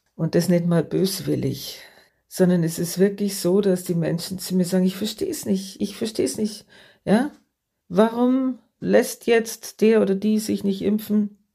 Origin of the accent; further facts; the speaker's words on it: Germany; bei uns in Deutschland